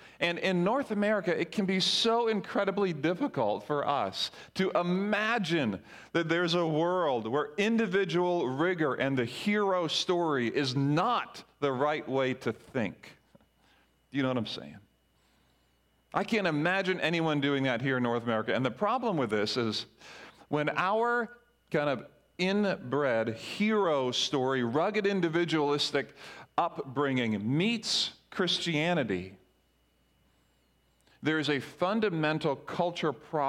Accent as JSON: {"language": "English", "country": "Grenada", "tie": "born or raised there", "said": "whether you're American or from Yap or where I grew up in Grenada or Barbados"}